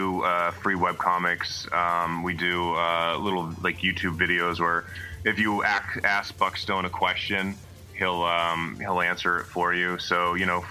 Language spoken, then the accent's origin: English; Maine, United States; moved away as an adult; now in San Diego, United States; I'm from Maine originally